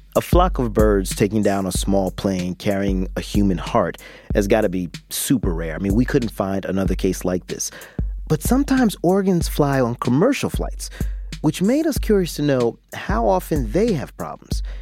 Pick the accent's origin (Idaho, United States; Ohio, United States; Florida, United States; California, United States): Florida, United States; Jacksonville; my hometown of Jacksonville, Florida